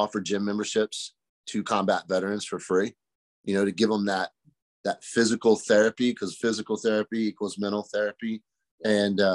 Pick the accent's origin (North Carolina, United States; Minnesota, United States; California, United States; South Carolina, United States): North Carolina, United States; Pamlico County, Eastern; I was born and raised over in Pamlico County, so Eastern North Carolina kid